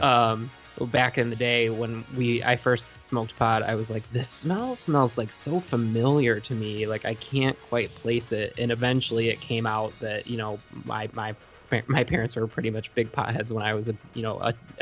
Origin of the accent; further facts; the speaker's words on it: Traverse City, Michigan, United States; I grew up in Traverse City, Michigan, which at the time was a little more rural